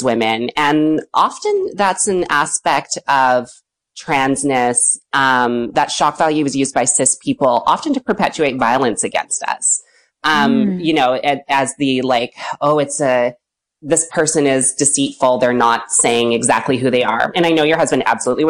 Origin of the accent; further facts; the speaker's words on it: West Vancouver, British Columbia, Canada; I grew up in West Van.